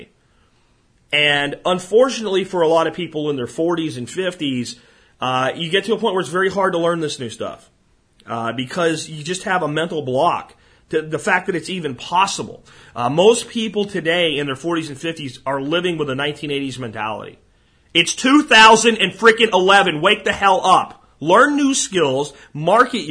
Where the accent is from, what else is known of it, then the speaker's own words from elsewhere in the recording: Pottsville, Pennsylvania, United States; I'm from Pottsville, where Yingling's from